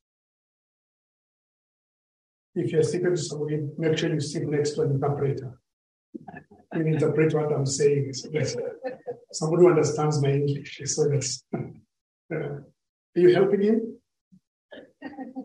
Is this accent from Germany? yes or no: no; Kenya; I come from Kenya, but I've never visited